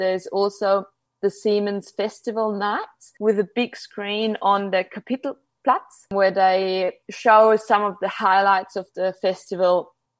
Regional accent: Salzburg, Austria; Salzburg today. It's actually my hometown.

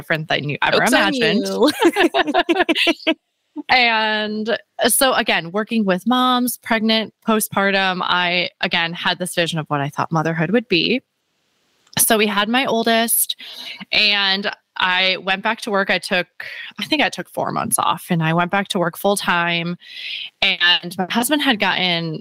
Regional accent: Chicago, Illinois, United States; moved away as an adult; now in San Diego, United States; I'm originally from Chicago. We're living now in San Diego with the military

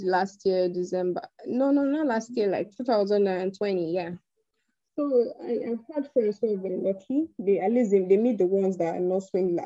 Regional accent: Benin City, Edo, Nigeria; moved away as an adult; also born or lived in Delta State; now in Abuja, Nigeria; schooled uh, in Delta, but I was born and raised in Benin.

